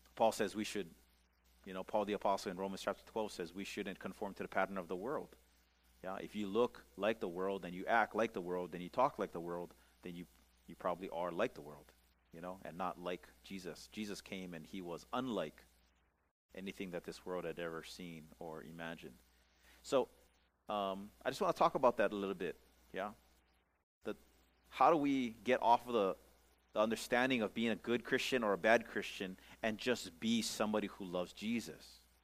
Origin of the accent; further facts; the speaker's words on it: Pukalani, Hawaii, United States; I grew up in the Church of a Nazarene uh, church over here in Pukalani